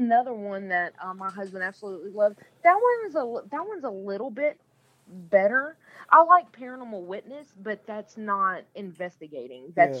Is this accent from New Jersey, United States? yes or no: no; Nashville, Tennessee, United States; I'm from Nashville. I'm a Nashville native.